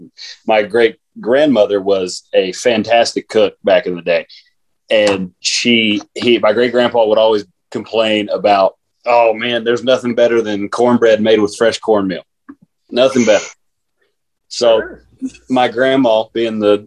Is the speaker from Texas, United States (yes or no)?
yes; South Texas, United States; now in Idaho, United States; I am from South Texas